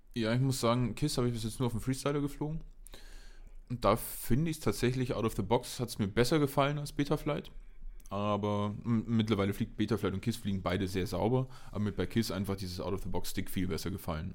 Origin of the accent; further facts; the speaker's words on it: Nördlingen, Bavaria, Germany; now in Munich, Germany; in Nördlingen war ich auch noch, genau hier, in meiner Heimatstadt